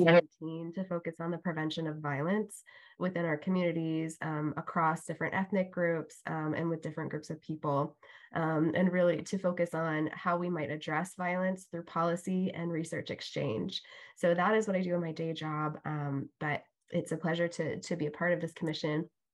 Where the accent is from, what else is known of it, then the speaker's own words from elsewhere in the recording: Iowa, United States; moved away as an adult; I grew up in Iowa. I left several years ago to pursue my studies